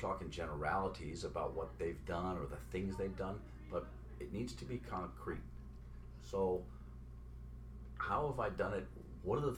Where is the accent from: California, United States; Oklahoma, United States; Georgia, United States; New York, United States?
California, United States; Oakland; I come from Oakland, California